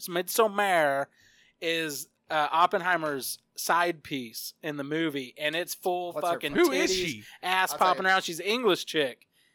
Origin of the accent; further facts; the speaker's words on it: San Diego, California, United States; born there; So, like way back in the day, I was born in San Diego, California, moved in 1995.